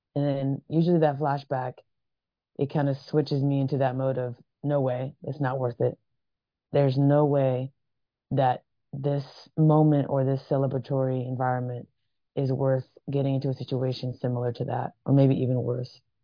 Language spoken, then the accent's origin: English; Vancouver, Washington, United States; moved away as an adult; also born or lived in Atlanta, Georgia; When I was around seven years old, moved to Vancouver, Washington. Grew up there most of my uh, early childhood